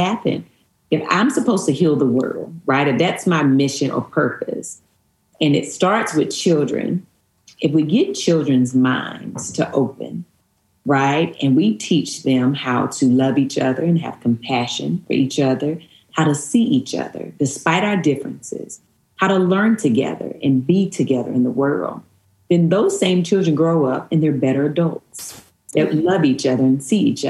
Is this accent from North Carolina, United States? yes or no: yes; Stoneville, North Carolina, United States; moved away; I actually grew up in a little town outside of Eden called Stoneville